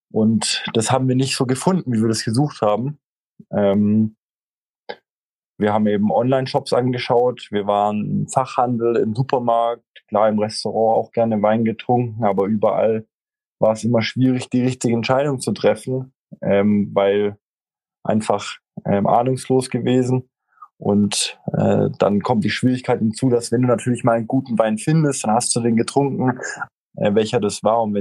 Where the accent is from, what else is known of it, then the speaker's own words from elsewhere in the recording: Stuttgart, Baden-Württemberg, Germany; ähm, 31 Jahre alt, äh, nicht mehr lang, dann 32. Ähm, gebürtig aus Stuttgart